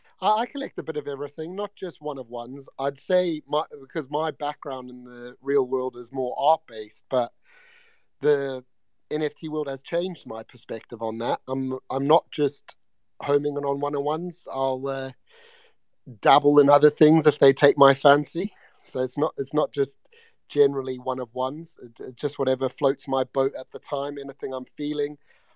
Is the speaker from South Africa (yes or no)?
yes; South Africa; accent: South African; now in United Kingdom; I was brought up in Africa. I'm originally from South Africa, so I've lived here a while. So I've adopted a British like twang, but my accent's actually South African.